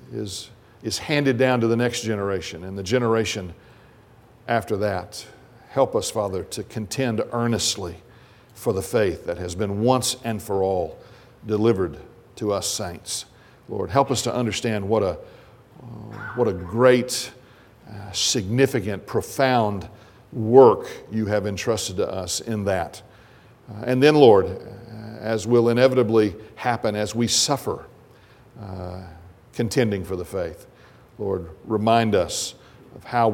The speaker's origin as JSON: {"language": "English", "country": "United States", "said": "we as American Christians"}